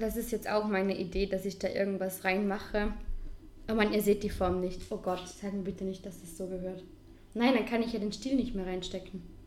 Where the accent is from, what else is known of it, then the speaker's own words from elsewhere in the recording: Vorarlberg, Austria; als Vorarlberger